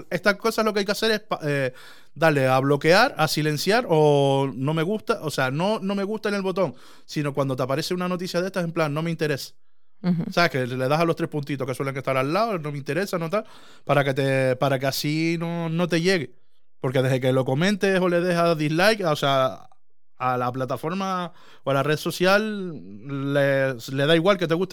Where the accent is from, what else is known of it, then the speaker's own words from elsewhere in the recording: Andalusia, Spain; Es que yo, me imagino que siendo yo andaluz y, niño, ¿qué quieres que yo te haga?